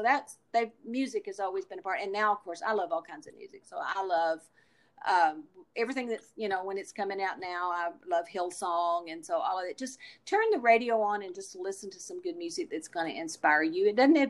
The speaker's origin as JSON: {"language": "English", "region": "the South", "country": "United States", "tie": "born or raised there", "said": "And I grew up in the South, and I've heard the stories of the lynching"}